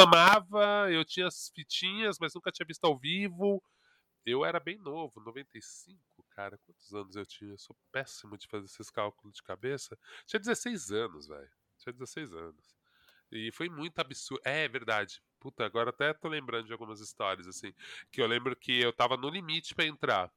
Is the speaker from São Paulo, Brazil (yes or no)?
yes; São Paulo, Brazil; Eu, eu cresci na Vila das Mercedes, no Ipiranga.